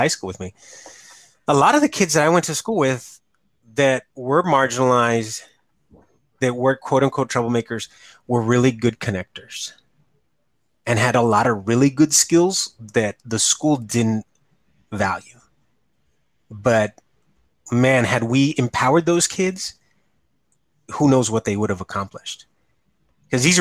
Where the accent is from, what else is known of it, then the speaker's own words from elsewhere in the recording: United States; power lifter from Ed Calchelsa, you know, my hometown